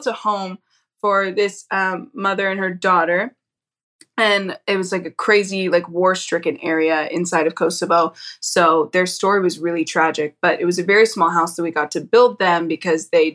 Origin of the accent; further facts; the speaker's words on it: St. Louis, Missouri, United States; now in Dallas, United States; I grew up in St. Louis